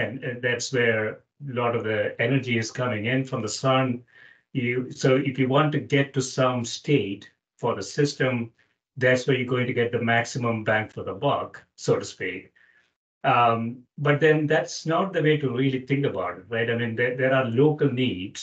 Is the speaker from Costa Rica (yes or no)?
no; South India, India; I grew up in South India, which is almost tropical area